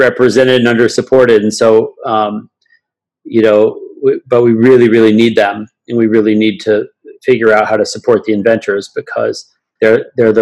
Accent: Alaska, United States; I grew up in Alaska

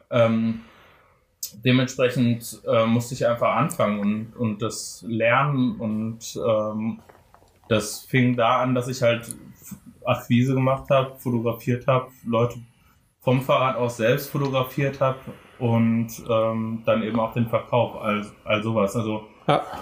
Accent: Frankfurt am Main, Hesse, Germany; also born or lived in Dortmund / Bochum; und dann sind wir nach Frankfurt am Main gezogen. Oh. Und dort bin ich tatsächlich aufgewachsen.

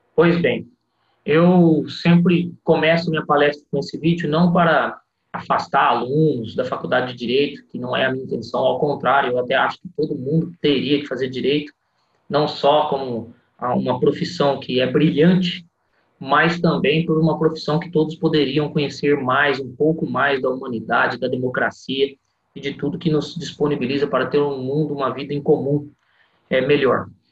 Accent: Bauru, São Paulo, Brazil; also born or lived in Santa Albertina; Terra onde eu passei minha adolescência, meus avós mudaram da minha terrinha querida Santa Albertina, que é próximo de Jales, para Bauru

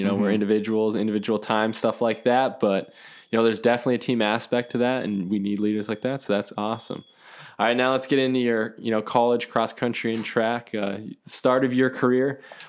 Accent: Minnesota, United States; I mean, I'm like from Minnesota. So that's the home of all Targets, right?

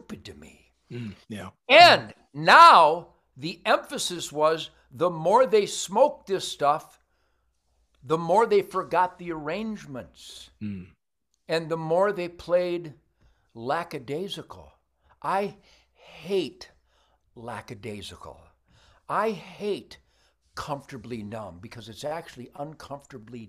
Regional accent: Detroit, Michigan, United States; I came from Detroit.

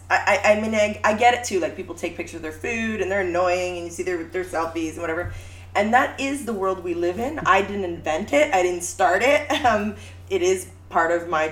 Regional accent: Temagami, Ontario, Canada; My family has native land in Temagami.

